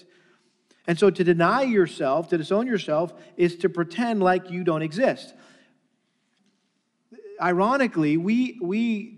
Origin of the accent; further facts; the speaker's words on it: Massachusetts, United States; I grew up in Massachusetts and a very strong Catholic influence there.